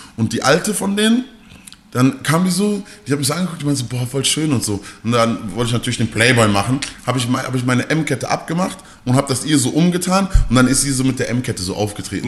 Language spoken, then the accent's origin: German; Mülheim an der Ruhr, North Rhine-Westphalia, Germany; bei uns in Mülheim